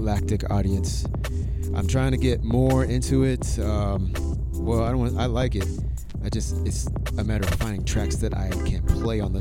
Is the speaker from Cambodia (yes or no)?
no; Houston, Texas, United States; I'm from Houston